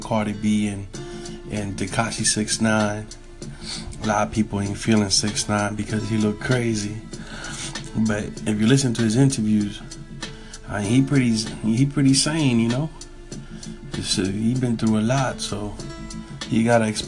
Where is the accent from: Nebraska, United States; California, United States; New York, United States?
New York, United States; I was raised in New York